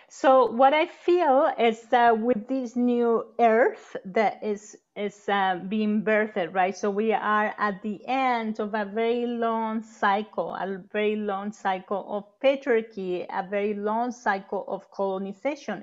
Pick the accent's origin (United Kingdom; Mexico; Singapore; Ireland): Mexico; moved away; growing up in Mexico